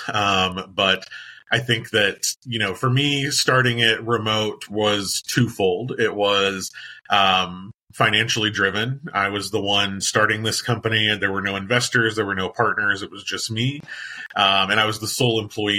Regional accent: Indiana, United States; also born or lived in Washington, D.C.; my home state of Indiana.

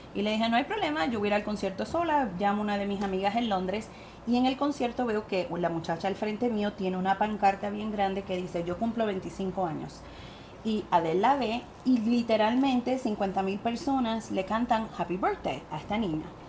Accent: Puerto Rico; accent: Puerto Rican; moved away as an adult; also born or lived in California; mi acento puertorriqueño

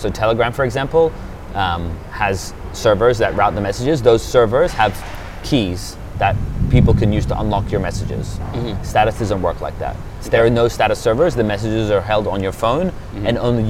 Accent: Australia; also born or lived in United Kingdom; now in Switzerland; I was born in the UK.

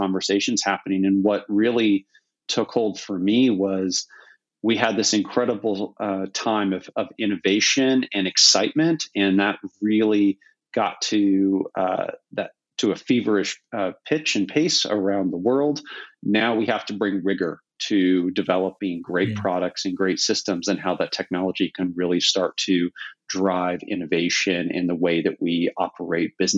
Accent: Silicon Valley, California, United States; growing up in Silicon Valley

